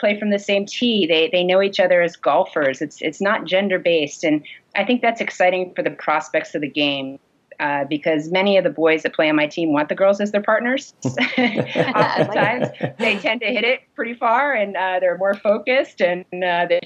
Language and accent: English; Syracuse, New York, United States; moved away; also born or lived in New England; I grew up in Syracuse.